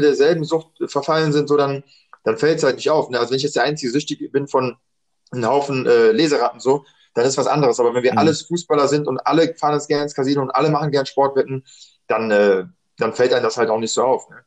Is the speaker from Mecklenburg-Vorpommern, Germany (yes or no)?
no; Düsseldorf, North Rhine-Westphalia, Germany; ich bin in Düsseldorf geboren, dreiundachtzig, ähm, normal Grundschule gemacht, dann Gymnasium